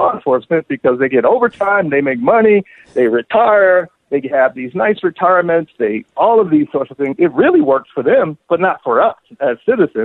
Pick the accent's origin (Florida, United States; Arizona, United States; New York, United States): Florida, United States; Miami; I'm from Miami, and so I grew up in a household where, for example, my mother, she ran numbers